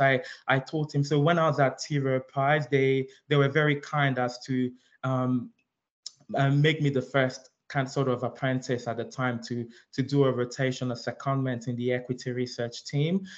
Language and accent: English; London, United Kingdom; also born or lived in Nigeria; I'm Nigerian. I was um, I was born in Nigeria, but I grew up here in London